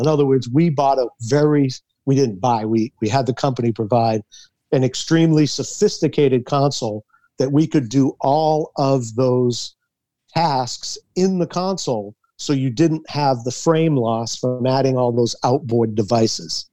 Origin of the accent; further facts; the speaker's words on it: Massachusetts, United States; we grew up in Massachusetts